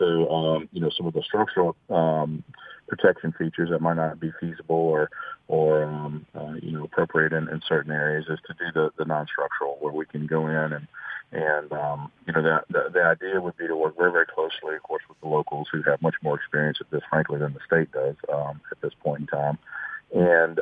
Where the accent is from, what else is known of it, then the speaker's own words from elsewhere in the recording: Baton Rouge, Louisiana, United States; also born or lived in Auburn, Alabama; I grew up in Baton Rouge, and everybody I knew was going to LSU